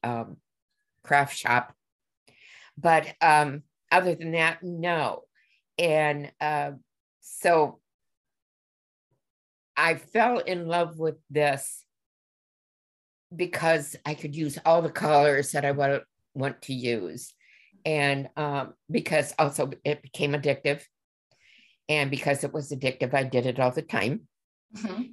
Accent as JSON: {"language": "English", "region": "Illinois", "country": "United States", "tie": "born or raised there", "moved": "yes", "lives_now": "Minnesota, United States", "said": "born and raised in Illinois and have lived in Minnesota seemingly forever."}